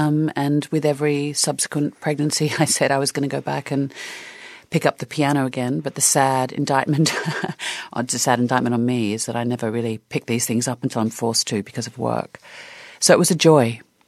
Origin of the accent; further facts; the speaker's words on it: Australia; I mean, you think about the Australian film industry in the 70s and 80s, and my God, was it dynamic.